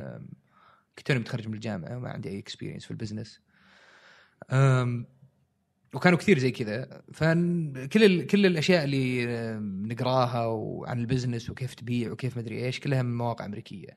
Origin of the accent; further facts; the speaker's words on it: Saudi Arabia; عندنا في السعودية